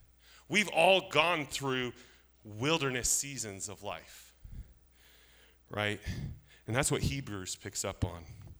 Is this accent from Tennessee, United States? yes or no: no; Alaska, United States; moved away; I grew up in Alaska